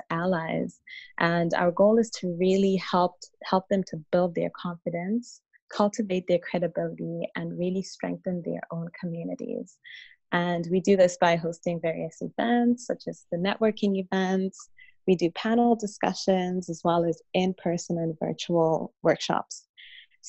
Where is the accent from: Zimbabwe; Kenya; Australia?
Zimbabwe; moved away as an adult; now in Ottawa, Canada; I was born in Zimbabwe, and I spent the majority of my childhood and adolescence there